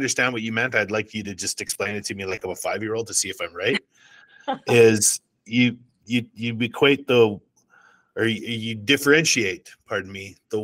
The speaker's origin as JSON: {"language": "English", "country": "Canada", "said": "I'm Canadian"}